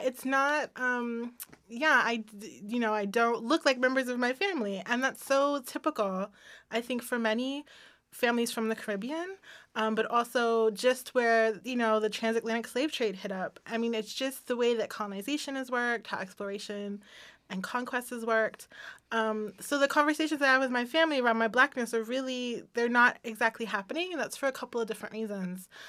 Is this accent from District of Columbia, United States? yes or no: yes; Washington, District of Columbia, United States; I remember growing up in Washington, D C